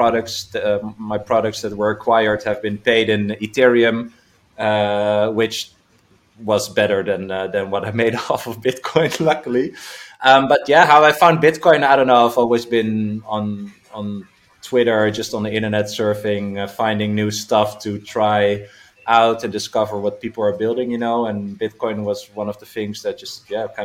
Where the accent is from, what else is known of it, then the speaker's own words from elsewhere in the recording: Netherlands; I'm from the Netherlands, based there